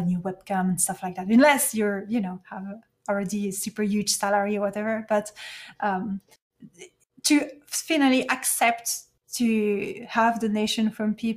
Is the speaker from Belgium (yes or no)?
yes; Belgium; first language French; English is a second language; I'm from Belgium